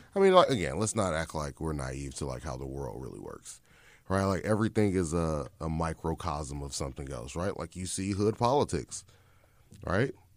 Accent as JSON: {"language": "English", "town": "Chicago", "region": "Illinois", "country": "United States", "tie": "born or raised there", "said": "I'm born and raised in Chicago"}